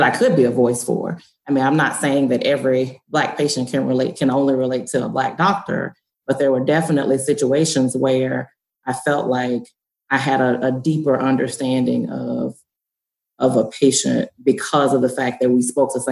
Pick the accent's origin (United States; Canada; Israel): United States; Deep South; I grew up in the Deep South, in the urban area